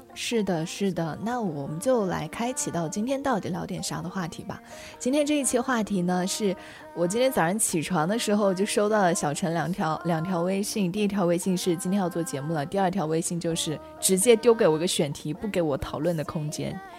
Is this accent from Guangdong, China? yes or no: no; Chenzhou, Hunan, China; now in Changchun, China; 三百多公里就是我老家郴州到长沙的距离